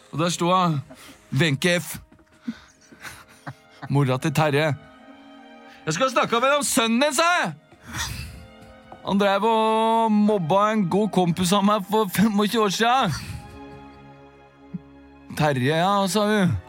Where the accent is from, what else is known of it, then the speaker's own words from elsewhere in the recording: Oslo, Norway; Jeg har vokst opp på Bjølsen i Oslo.